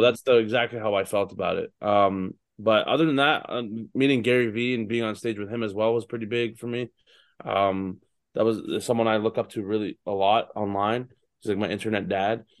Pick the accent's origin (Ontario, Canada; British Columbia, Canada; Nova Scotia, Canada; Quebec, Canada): Ontario, Canada; Toronto; my hometown in, in, uh, Scotiabank Arena